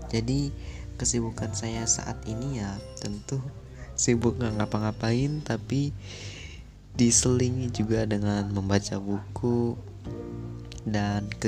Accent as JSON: {"language": "Indonesian", "town": "Cirebon", "region": "West Java", "country": "Indonesia", "tie": "born or raised there", "said": "jadi asal daerah saya dari Cirebon Jawa Barat"}